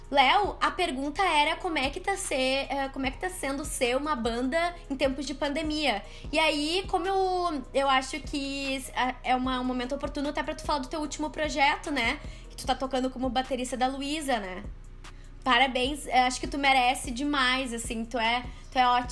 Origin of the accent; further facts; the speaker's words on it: Porto Alegre, Rio Grande do Sul, Brazil; also born or lived in São Leopoldo; eu sou de São Leopoldo, mas eu passei minha vida inteira em Porto Alegre praticamente